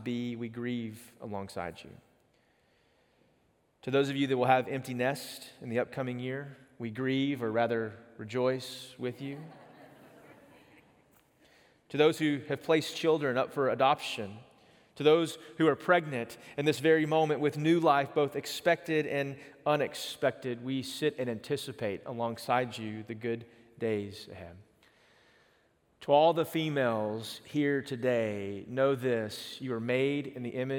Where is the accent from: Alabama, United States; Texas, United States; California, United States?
Texas, United States; East; moved away; I grew up in East Texas